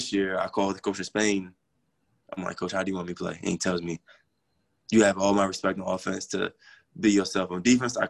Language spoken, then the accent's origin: English; United States; moved away as an adult; I am international and I'm from the States